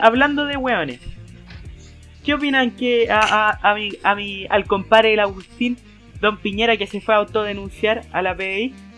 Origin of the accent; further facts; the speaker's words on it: Chile; cómo somos los chilenos como sociedad